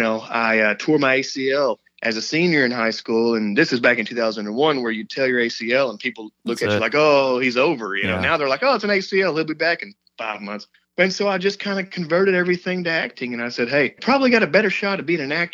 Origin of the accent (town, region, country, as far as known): around Dallas, Texas, United States; born or raised there